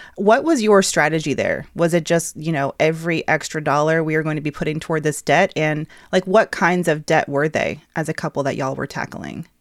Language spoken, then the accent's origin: English; Atlanta, Georgia, United States; the Atlanta-based, yes, my hometown